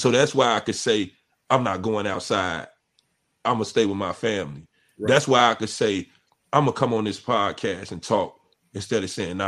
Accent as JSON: {"language": "English", "town": "Chicago", "region": "Illinois", "country": "United States", "tie": "born or raised there", "also_born_or_lived": "Oak Park, Illinois", "said": "I'm from the West Side. West Side. And grandma take you to church."}